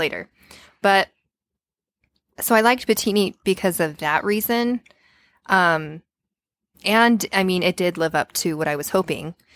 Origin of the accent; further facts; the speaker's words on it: Payson, United States; I grew up in Payson